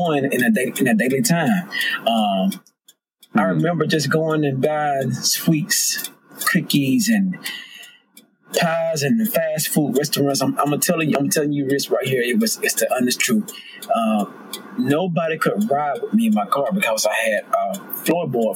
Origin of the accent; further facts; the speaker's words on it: Georgia, United States; I'm from the South, I'm from Georgia.